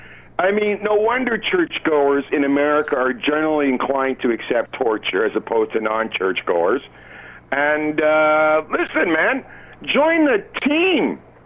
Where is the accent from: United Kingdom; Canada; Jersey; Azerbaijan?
Canada; As a Canadian